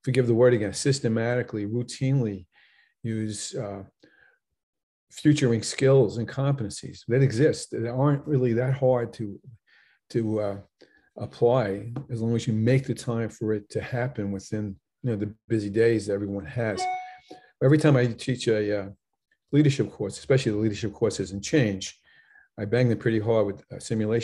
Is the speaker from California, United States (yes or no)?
no; Long Island, New York, United States; I'm from Long Island